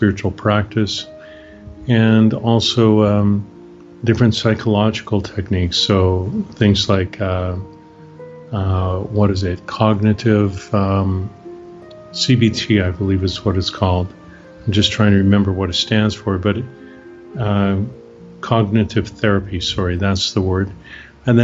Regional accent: Canada; moved away as an adult; now in Bucerías, Mexico; I'm Canadian, originally from Canada, born and raised there.

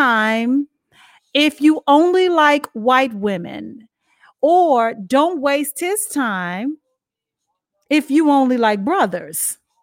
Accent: Dallas, Texas, United States; now in South Carolina, United States; we're natives, born and bred of Dallas, Texas

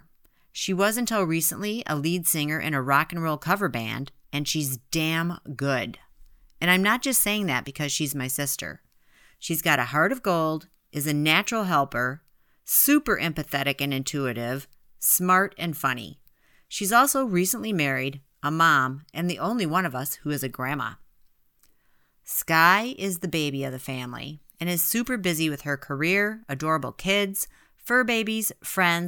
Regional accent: Midwest, United States; born or raised there

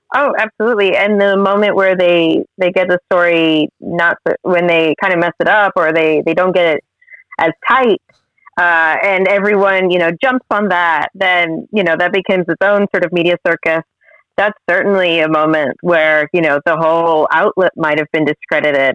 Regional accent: Florida, United States; I'm originally from Florida

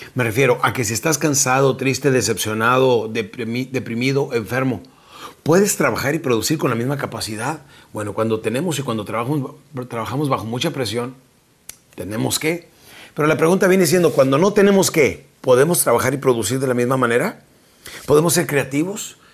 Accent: Mexico; now in Texas, United States; nuestra República Mexicana

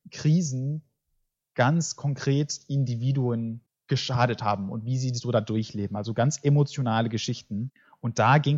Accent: United States; born there; German is a second language; ich bin in Amerika geboren, aber meine Mutter war, hatte keine Dokumente und wurde deswegen des Landes verwiesen.

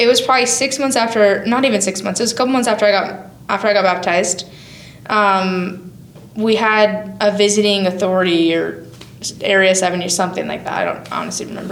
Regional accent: Wyoming, United States; I moved home to Gillette, an hour and a half from my hometown, back to Wyoming

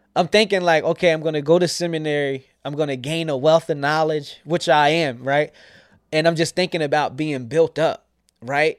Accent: York, Pennsylvania, United States; also born or lived in Scranton, Pennsylvania / New Jersey / Alexandria, Virginia; I grew up here in York, P

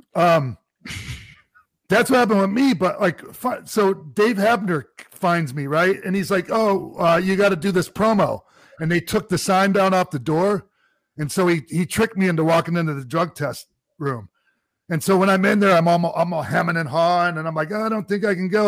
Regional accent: Tampa, Florida, United States; also born or lived in Minnesota; It was my hometown too. I'm Tampa boy

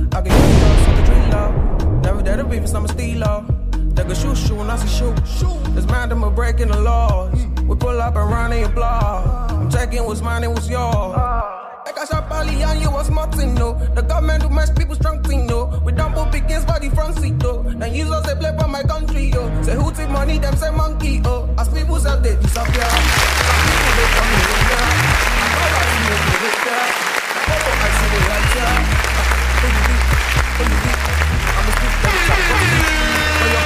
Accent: Nigeria; I'm from Nigeria

